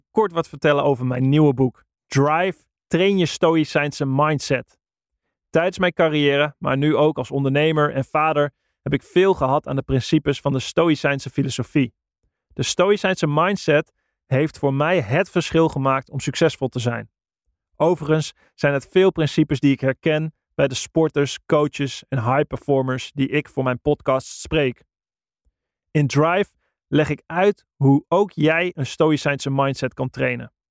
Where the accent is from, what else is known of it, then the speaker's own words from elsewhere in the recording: Netherlands; wij zijn Nederlander, we zijn in een heel klein landje opgegroeid.